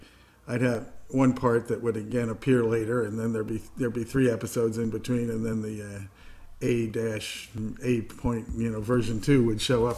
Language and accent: English; Indiana, United States; born there; also born or lived in New York; I was born in Indiana, but I mean